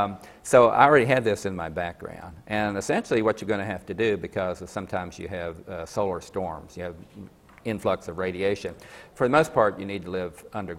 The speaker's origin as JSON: {"language": "English", "town": "Coalwood", "region": "West Virginia", "country": "United States", "tie": "born or raised there", "said": "me growing up in Colwood. I thought it was a pretty cool place to live"}